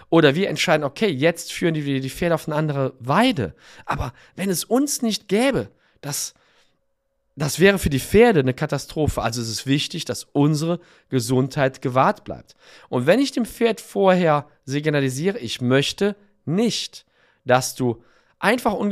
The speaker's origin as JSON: {"language": "German", "town": "Cologne", "region": "North Rhine-Westphalia", "country": "Germany", "tie": "born there", "said": "ich bin in Köln geboren und habe da studiert und auch lange Zeit gearbeitet."}